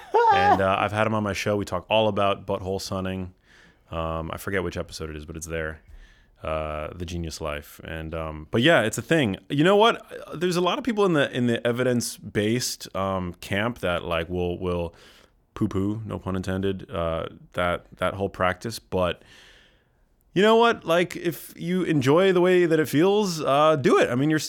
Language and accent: English; New York City, New York, United States; moved away as an adult; now in California, United States; I grew up in New York City, yeah.